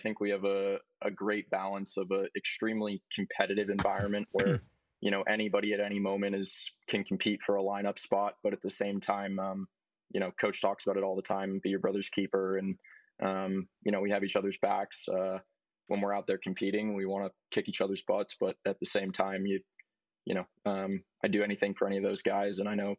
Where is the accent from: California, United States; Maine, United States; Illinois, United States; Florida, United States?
Maine, United States; Yeah, basically I would hang the clubs up for the winter and play hockey.